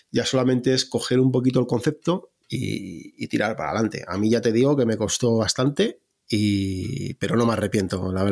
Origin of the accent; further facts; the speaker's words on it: Salmerón, Castilla-La Mancha, Spain; la primera sesión que hice fue en, mi pueblo, en un pueblo que se llama Salmerón, en Guadalajara